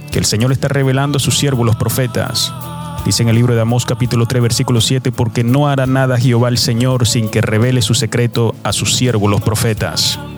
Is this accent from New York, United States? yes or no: yes; New York City, New York, United States; now in Providence, United States; Yo crecí en Nueva York eh, cuando mis padres migraron a los Estados Unidos de América. Ellos, eh, nosotros vivimos eh, por un largo tiempo en Nueva York. Ya después en el 2003 me mudé a esta ciudad de Providence, estado de Rhode Island.